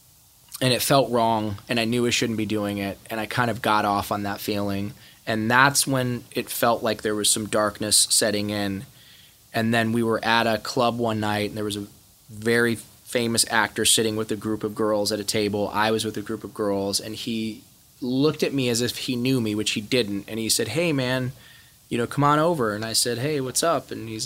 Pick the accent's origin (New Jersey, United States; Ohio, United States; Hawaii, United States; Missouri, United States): Ohio, United States; I hated the … because I grew up in Ohio and that's what the guys that beat me up listened to.